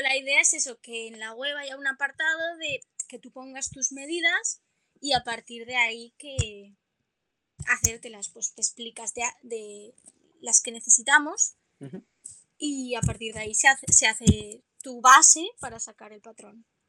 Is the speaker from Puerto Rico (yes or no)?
no; Oropesa del Mar, Valencian Community, Spain; yo soy de Castellón. Vale. Y bueno, y en mi pueblo, en Oropesa del Mar